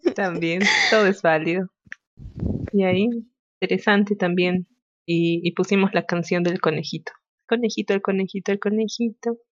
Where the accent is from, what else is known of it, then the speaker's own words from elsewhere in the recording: Peru; somos peruanos con orgullo